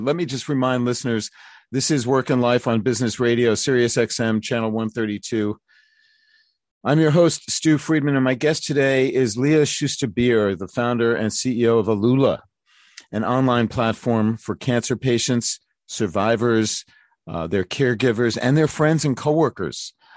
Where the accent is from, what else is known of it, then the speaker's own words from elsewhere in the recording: New York City, New York, United States; I'm from Brooklyn.